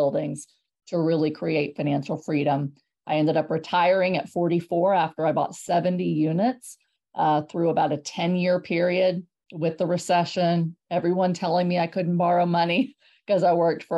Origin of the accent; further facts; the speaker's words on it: San Antonio, Texas, United States; moved away as an adult; also born or lived in Houston, Texas; now in Hershey, United States; I grew up in Section 8 housing in San Antonio, Texas